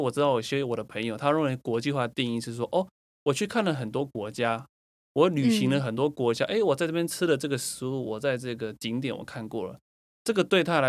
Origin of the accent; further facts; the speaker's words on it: Taiwan; 因为我也是台湾人